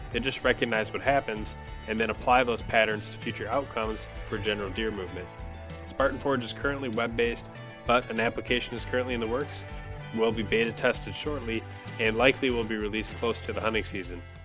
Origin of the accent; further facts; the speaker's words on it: Minnesota, United States; my home state of Minnesota